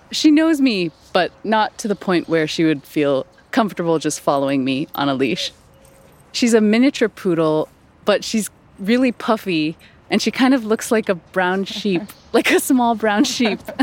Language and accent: English; Hong Kong; moved away; also born or lived in New York / Los Angeles / San Francisco; I am from Hong Kong originally, and I've lived in New York and LA and San Francisco.